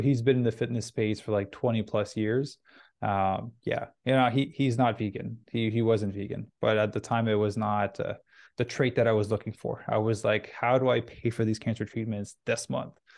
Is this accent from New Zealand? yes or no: no; Canada; also born or lived in Vancouver; I'm Canadian, so I was in Vancouver at the time